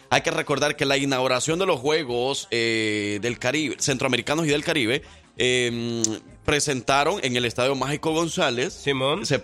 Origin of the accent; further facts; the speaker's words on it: El Salvador; now in Alabama, United States; voy a hablarles de mi tierra, este es mi país